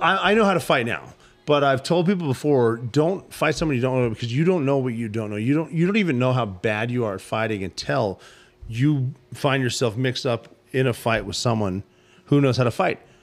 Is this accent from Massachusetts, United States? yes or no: no; Butte, Montana, United States; moved away; I'm from Butte, Montana.